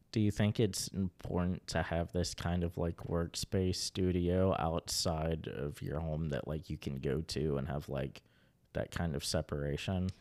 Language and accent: English; Kanawha County, West Virginia, United States; born or raised there